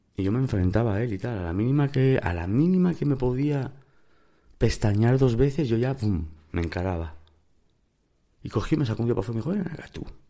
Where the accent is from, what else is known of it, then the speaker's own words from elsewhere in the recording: Spain; also born or lived in United States; es cierto que soy español, pero también es cierto que me fui a España con casi tres años.